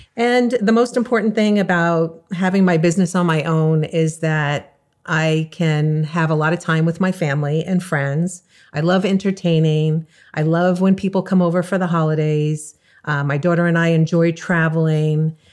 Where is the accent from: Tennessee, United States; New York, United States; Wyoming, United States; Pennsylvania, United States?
New York, United States; also born or lived in California; now in South Florida, United States; I moved from California two and a half years ago to South Florida and I'm originally from New York